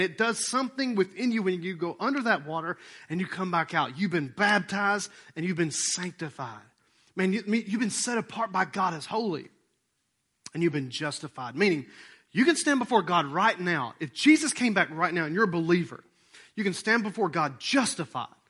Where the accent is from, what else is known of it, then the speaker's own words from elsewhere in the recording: Rome, Georgia, United States; we're from Rome, Georgia. And we act like we're a small town